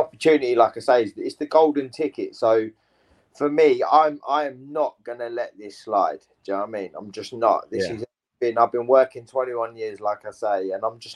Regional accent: England, United Kingdom

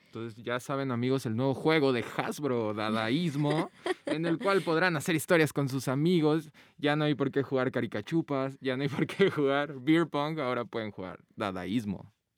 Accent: Guadalajara, Jalisco, Mexico; nosotros somos de Guadalajara

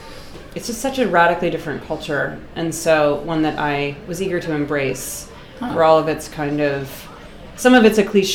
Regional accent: Boston, Massachusetts, United States; moved away; Yeah, I'm from Boston.

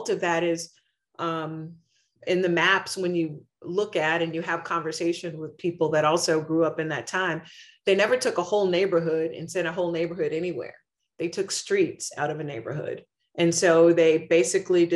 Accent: Oklahoma City, Oklahoma, United States; moved away as an adult; also born or lived in Hartford, Connecticut; As a kid growing up in Oklahoma City public schools

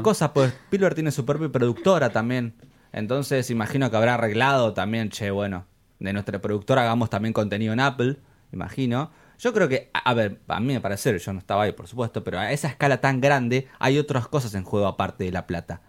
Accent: Argentina; nosotros como argentinos

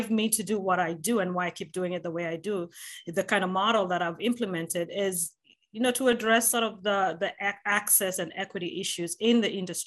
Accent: Nairobi, Kenya; moved away; I'm a Kenyan American by birth, born and raised in Nairobi, Kenya

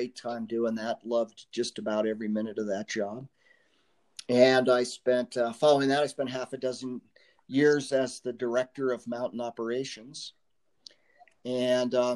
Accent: Tucson, Arizona, United States; also born or lived in Flagstaff, Arizona; I grew up in Tucson

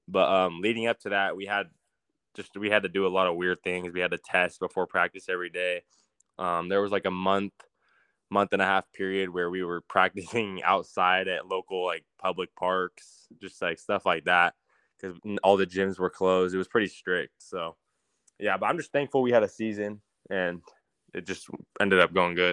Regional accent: Fresno, California, United States; And growing up in Fresno

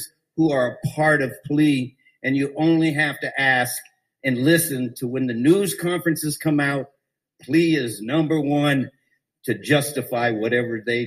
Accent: Phoenix, Arizona, United States; I was a kid growing up in Wedgwood helping the police.

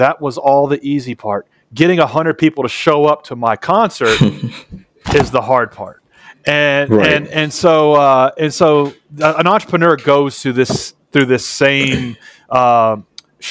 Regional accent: Nashville, Tennessee, United States; I'm from Nashville, Tennessee, which is the home of country music

